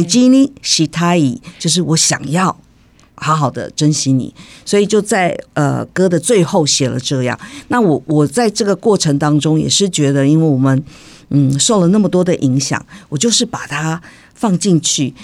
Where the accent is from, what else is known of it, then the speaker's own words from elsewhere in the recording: Tainan, Taiwan; 我从小生长，我是台南人。台南人。那我们家里讲的都是台语